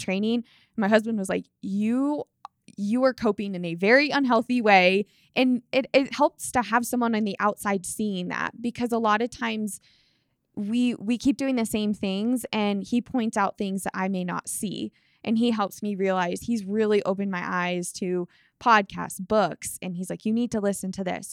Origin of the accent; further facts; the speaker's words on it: Colorado, United States; growing up in Colorado